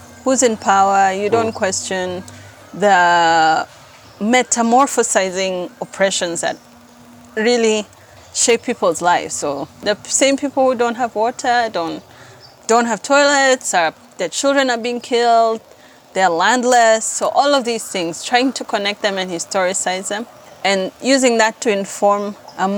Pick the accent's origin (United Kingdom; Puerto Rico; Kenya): Kenya; Nairobi; I grew up in South B, and close to South B is Mukuru.